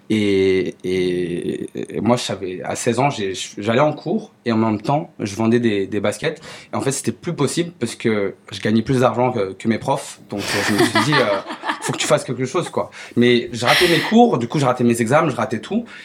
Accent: China; je suis chinois, pourquoi pas faire de la cuisine chinoise

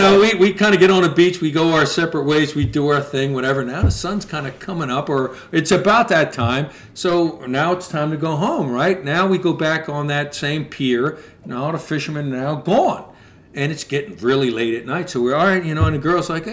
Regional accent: Philadelphia, Pennsylvania, United States; as soon as we said we're from Philly, we're out for a week.

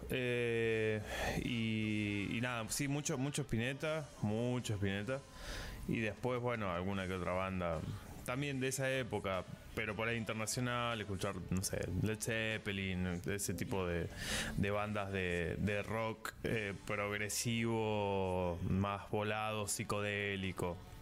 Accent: Sierras Chicas, Córdoba, Argentina; now in Córdoba, Argentina; vivo en la ciudad de Córdoba, soy originalmente de Sierras Chicas

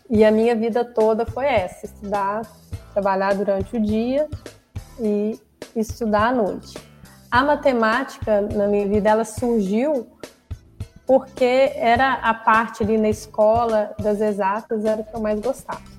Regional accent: Cláudio, Minas Gerais, Brazil; É, bom, Neto, eu sou natural de Cláudio, eu fui nascida, criada lá em Cláudio, moro lá até hoje, trabalho aqui em Arcos.

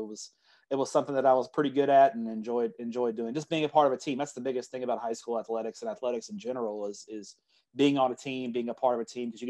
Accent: Everman, Texas, United States; I grew up in Everman, which is just south of Fort Worth

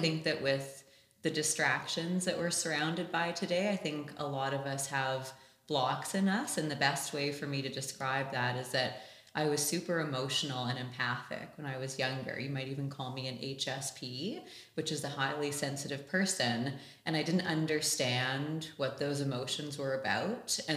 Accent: Canada; also born or lived in London; I am from Canada. I was born and raised here

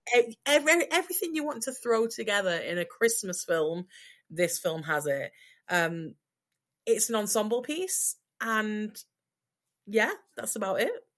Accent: Yorkshire and the Humber, United Kingdom; accent: broad Yorkshire; I'm apparently broiled Yorkshire

